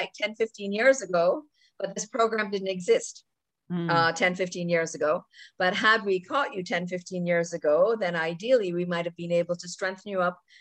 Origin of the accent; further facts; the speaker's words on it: Jamaica; now in Toronto, Canada; I grew up in the tropics, actually. I grew up in Jamaica